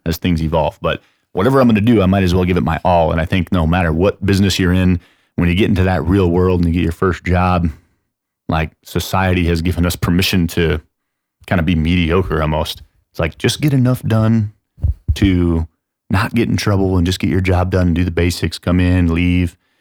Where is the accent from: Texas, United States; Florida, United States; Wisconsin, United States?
Texas, United States; San Antonio; also born or lived in Chicago, Illinois; I'm from San Antonio